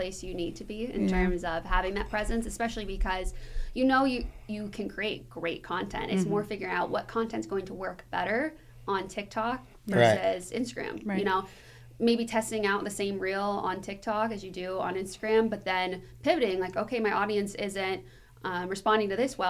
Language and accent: English; outside of Youngstown area, Ohio, United States; also born or lived in Cleveland, Ohio; I mean, I'm from Ohio. I've been in Cleveland for 7 years now. I lived growing up outside of Youngstown area, but I love Cleveland.